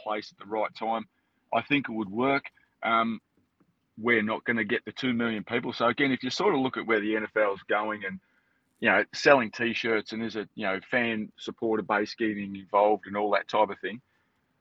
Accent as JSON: {"language": "English", "country": "Australia", "said": "I'm from Australia."}